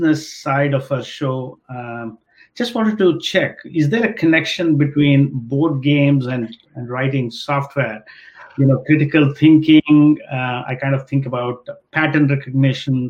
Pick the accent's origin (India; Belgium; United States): India; I grew up in India